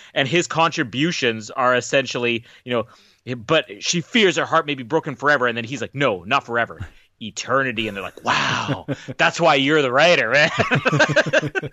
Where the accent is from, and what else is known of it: Canada